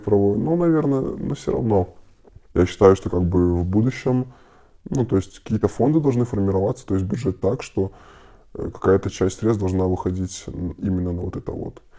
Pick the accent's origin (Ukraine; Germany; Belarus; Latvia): Belarus; почувствовать себя, как остальные белорусы